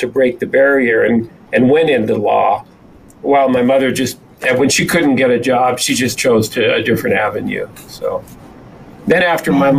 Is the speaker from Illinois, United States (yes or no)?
no; El Paso, Texas, United States; I was born and raised in El Paso, Texas